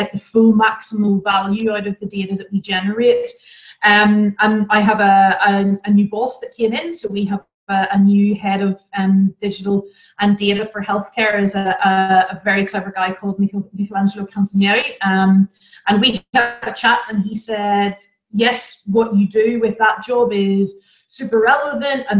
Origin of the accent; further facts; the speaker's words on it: Ireland; moved away as an adult; now in Germany; So I'm Irish and I have had the pleasure of living in several different countries as I've moved around with my career